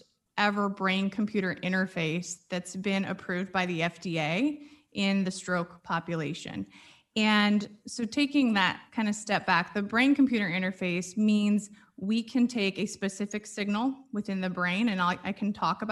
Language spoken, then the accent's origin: English; St. Louis, Missouri, United States; I'm from St. Louis, born and raised in St. Louis.